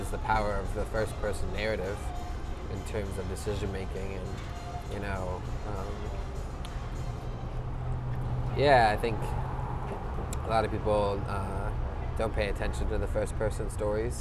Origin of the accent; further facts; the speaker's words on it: New York, United States; moved away as an adult; now in San Diego, United States; I grew up in New York, and then I came out for school 5 years ago.